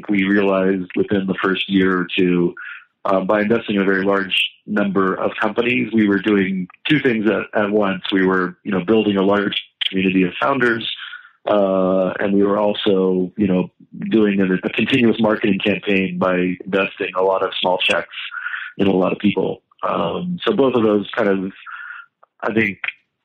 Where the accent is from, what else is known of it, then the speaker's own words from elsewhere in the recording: West Virginia, United States; I grew up in West Virginia